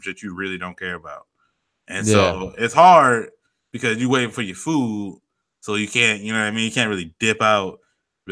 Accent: Chicago, Illinois, United States; now in Phoenix, United States; I'm from Chicago.

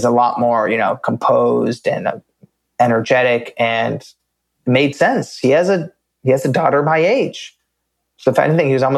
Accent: United States; I grew up in America, you know, born in 1992

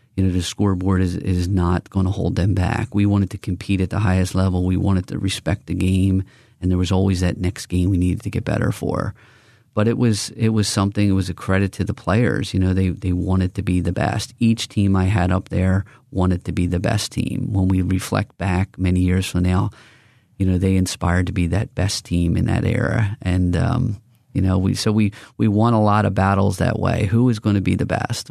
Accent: Philadelphia, Pennsylvania, United States; I'm from Northeast Philadelphia.

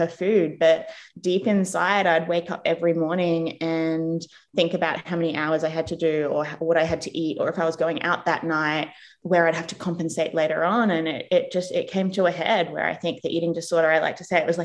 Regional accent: Australia; moved away as an adult; also born or lived in England / United States; now in New Zealand; I was born in England. My parents are from New Zealand. I grew up in Australia. And then I moved to New Zealand when I was 24.

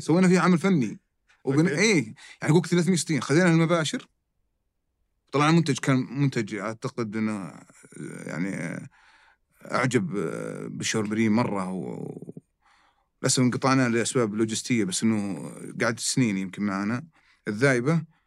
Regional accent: Saudi Arabia; عندنا في السعوديه

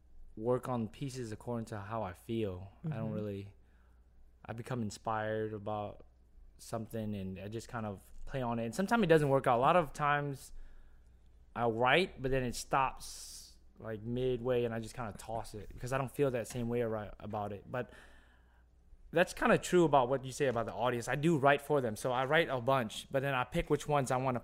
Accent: Louisiana, United States; And I come from the West Bank, which is not even, I wouldn't say New Orleans

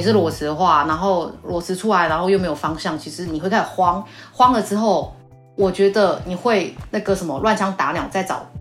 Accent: southern Taiwan, Taiwan; accent: southern; 工厂大部分在台南啊，啊，我就比较南部的口音，然后有时候讲个台语

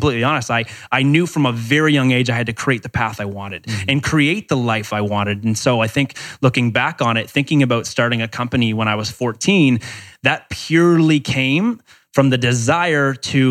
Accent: Canada; I'm from Canada

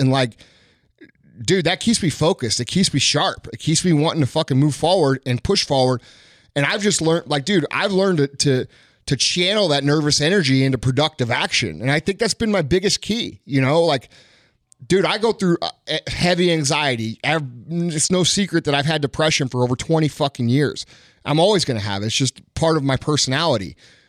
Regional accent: Missouri, United States; No, man, I'm from Missouri. We don't have that shit here.

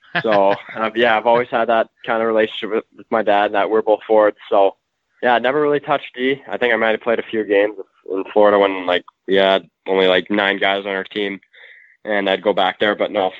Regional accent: Peterborough, Ontario, Canada; And I definitely would consider Peterborough my hometown. It's where I spent most of my childhood, and that's where all the memories are.

